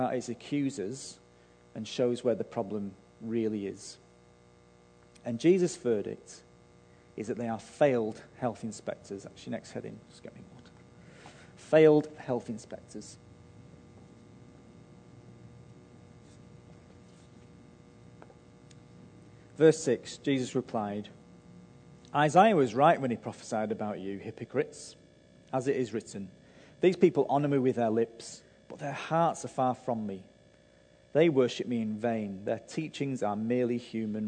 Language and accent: English; Manchester, North West England, United Kingdom; I grew up in Manchester